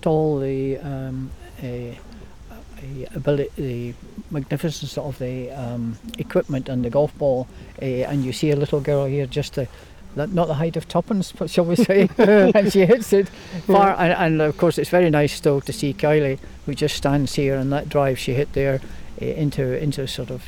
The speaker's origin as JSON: {"language": "English", "region": "Scotland", "country": "United Kingdom", "also_born_or_lived": "Dunbartonshire", "said": "we're doing too badly as a small country"}